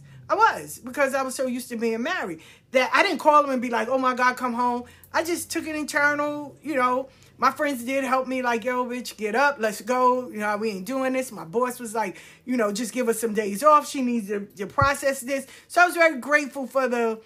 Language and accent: English; New York City, New York, United States; I grew up in South Jamaica